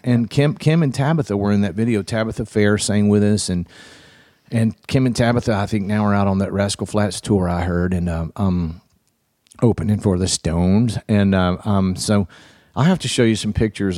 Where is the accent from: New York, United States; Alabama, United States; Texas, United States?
Alabama, United States; Florence; my hometown of Florence, Alabama